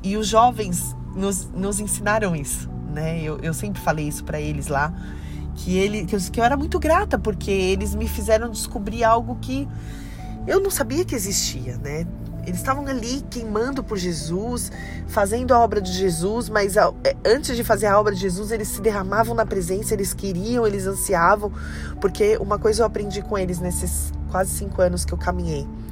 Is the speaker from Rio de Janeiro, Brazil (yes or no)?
no; São Paulo, Brazil; moved away as an adult; also born or lived in Belo Horizonte, Brazil / Peruíbe, Brazil; now in Criciúma, Brazil; nós somos paulistanos da capital, né, de São Paulo